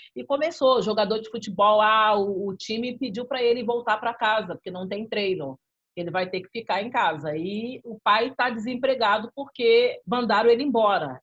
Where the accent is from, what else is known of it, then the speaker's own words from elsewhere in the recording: Rio de Janeiro, Brazil; also born or lived in Cinco Bocas favela (Brás de Pina, Rio de Janeiro); fui criada no Parque Esperança, parte da minha vida